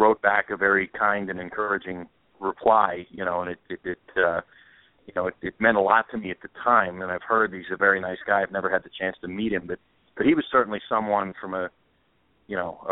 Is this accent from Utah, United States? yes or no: no; Pittsburgh, Pennsylvania, United States; moved away as an adult; also born or lived in Philadelphia; now in New York, United States; I grew up in Pittsburgh and went to college in Philadelphia and then lived there